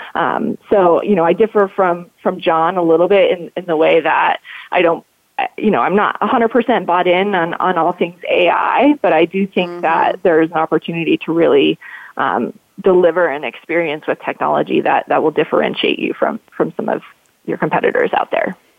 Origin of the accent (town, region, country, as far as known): Colorado, United States